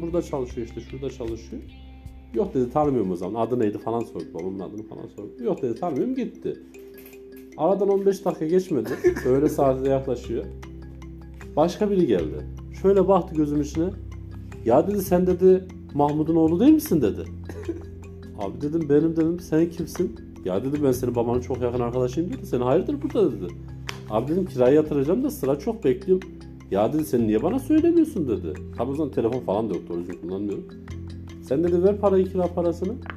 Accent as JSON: {"language": "Turkish", "region": "Ankara", "country": "Turkey"}